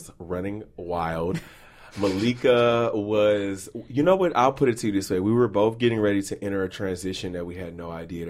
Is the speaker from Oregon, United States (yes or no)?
no; Beaumont, Texas, United States; moved away; when I moved here from Beaumont, Texas